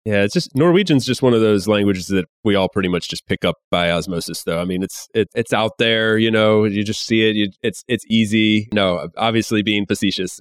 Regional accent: United States; now in Spain; I'm from the U S

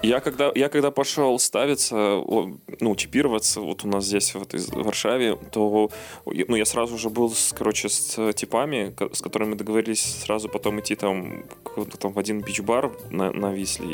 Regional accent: Belarus; moved away; все мы белорусы

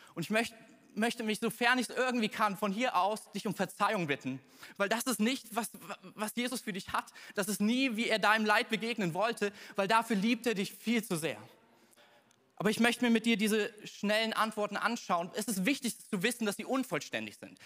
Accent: Thuringia, Germany; bei uns in Thüringen

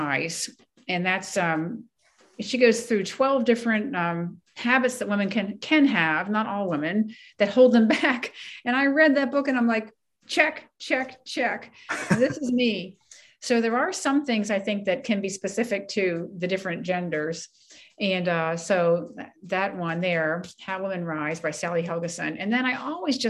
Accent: Ellicott City, Maryland, United States; also born or lived in Takoma Park, Maryland; I was born and raised in Ellicott City, Maryland, which is inland

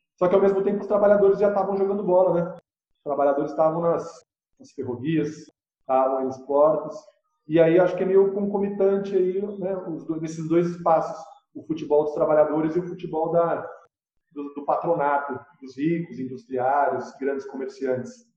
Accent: São Paulo, Brazil; now in Rio Claro, Brazil; eu estou em Rio Claro, mas eu sou de São Paulo

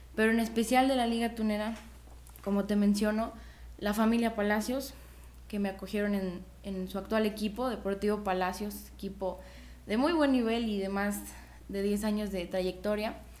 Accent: Mexico; yo soy mexicana, orgullosamente mexicana

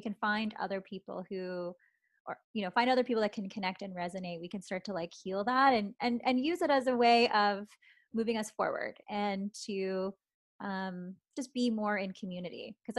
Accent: Canada; despite me like growing up mostly Canadian, I do feel this like stronger connection and pull to the Filipino part of me.

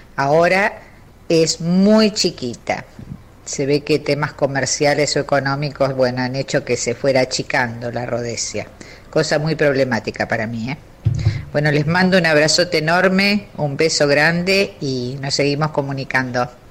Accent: Buenos Aires, Argentina; born or raised there; also born or lived in Hernandarias, Entre Ríos

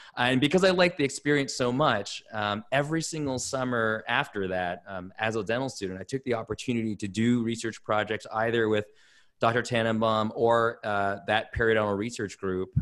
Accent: Toronto, Ontario, Canada; I grew up in Toronto, Canada.

